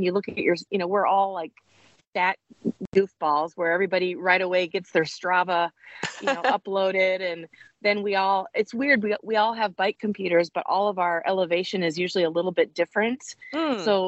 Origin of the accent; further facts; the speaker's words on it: Iowa, United States; we're from Iowa